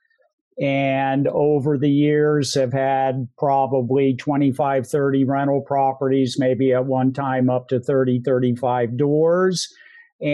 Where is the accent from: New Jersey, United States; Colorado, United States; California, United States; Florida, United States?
California, United States; San Francisco Bay Area; I was a pretty typical kid growing up in the San Francisco Bay Area on the San Francisco Peninsula